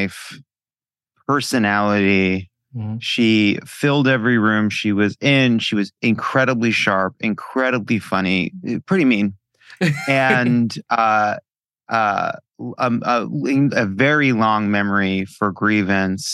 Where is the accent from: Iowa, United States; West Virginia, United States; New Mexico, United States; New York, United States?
New York, United States; Long Island; I come from Long Island Jews